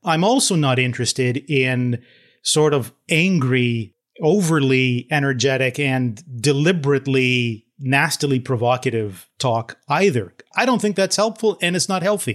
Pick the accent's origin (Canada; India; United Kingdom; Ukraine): Canada; Toronto, Ontario; I grew up in Toronto